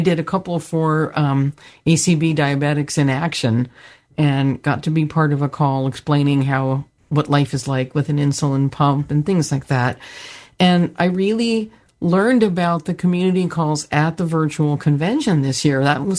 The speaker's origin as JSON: {"language": "English", "town": "Santa Cruz", "region": "California", "country": "United States", "said": "I'm from Santa Cruz, California. All of the businesses that I really knew have closed."}